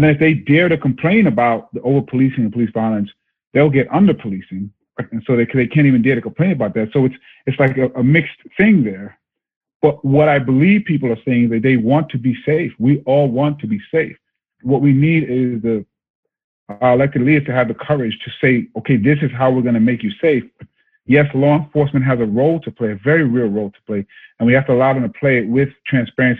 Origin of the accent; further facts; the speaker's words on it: New York City, New York, United States; I'm just me from Brooklyn